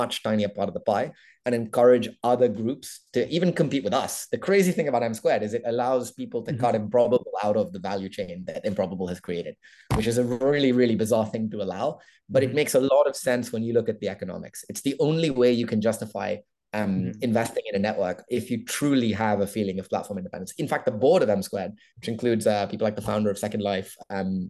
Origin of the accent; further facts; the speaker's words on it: India; I'm Indian